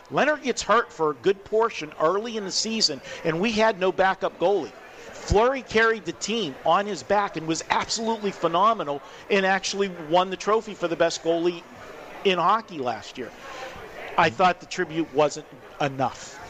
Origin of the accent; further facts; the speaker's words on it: Pittsburgh, Pennsylvania, United States; now in Las Vegas, United States; I'm from Pittsburgh